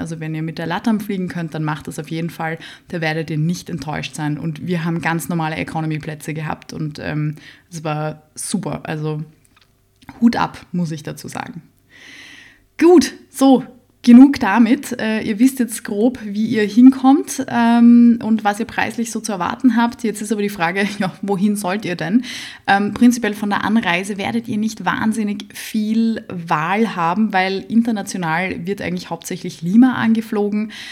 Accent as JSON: {"language": "German", "region": "Vienna", "country": "Austria", "said": "Ich bin aus Wien"}